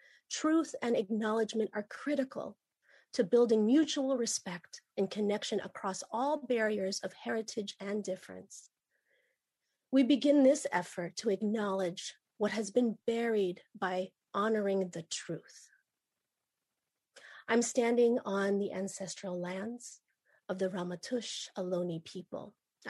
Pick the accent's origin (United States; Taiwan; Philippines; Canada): Philippines; And I'm Ilocana, and I'm also Batangueña. Some people call the place that I'm from the Philippines. I identify as Pinay